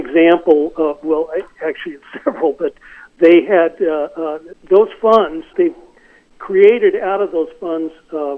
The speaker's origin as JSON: {"language": "English", "town": "Los Angeles", "region": "California", "country": "United States", "tie": "born or raised there", "said": "I grew up in the San Fernando Valley in the 1950s and 60s"}